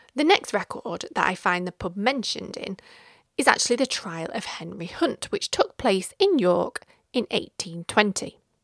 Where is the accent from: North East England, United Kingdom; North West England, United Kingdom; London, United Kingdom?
North West England, United Kingdom; Stockport; we have moved south to my hometown of Stockport